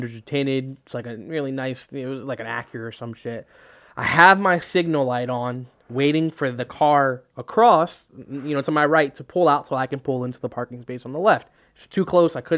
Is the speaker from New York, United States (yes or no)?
no; New Jersey, United States; We're from Jersey